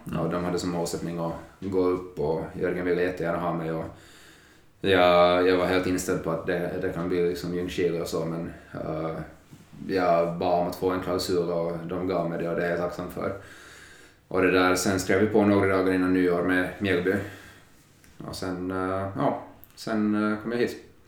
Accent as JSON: {"language": "Swedish", "country": "Finland", "moved": "as an adult", "lives_now": "Sweden", "said": "vi har de flesta hemma i Finland"}